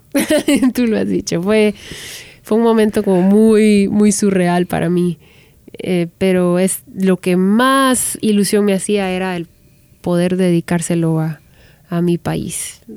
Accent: Guatemala; moved away as an adult; now in Los Angeles, United States; soy guatemalteca, que vengo de Latinoamérica

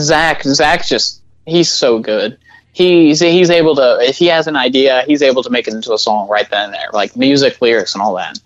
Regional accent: Little Rock, Arkansas, United States; we're from Little Rock.

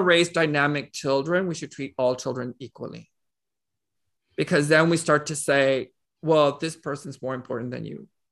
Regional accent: Laredo, Texas, United States; I was born in Laredo, Texas, uh, which is a small town. It's about a hundred and fifty-six miles away from San Antonio. And, um, I was born, raised there

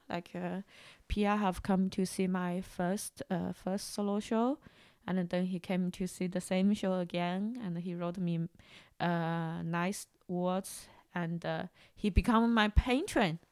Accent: China; moved away; growing up in China

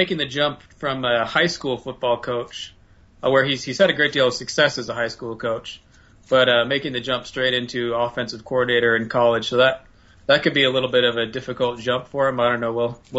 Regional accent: Wisconsin, United States; moved away; I grew up in Wisconsin

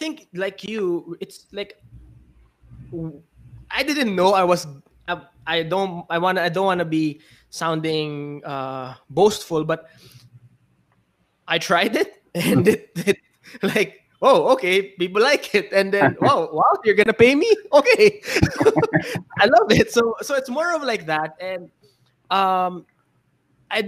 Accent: Philippines; I'm from the Philippines. I'm a Filipino entrepreneur.

